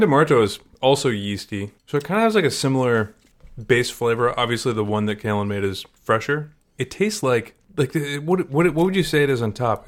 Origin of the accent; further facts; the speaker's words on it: Maryland, United States; now in Syracuse, United States; I grew up in Maryland